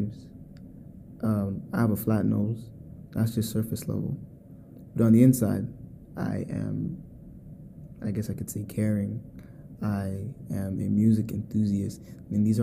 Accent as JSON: {"language": "English", "country": "United States", "tie": "born or raised there", "said": "I am a American-born Ghanaian entrepreneur"}